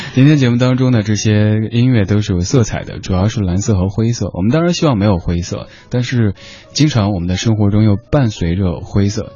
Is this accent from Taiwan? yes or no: no; Chengdu, Sichuan, China; now in Beijing, China; 我的家乡成都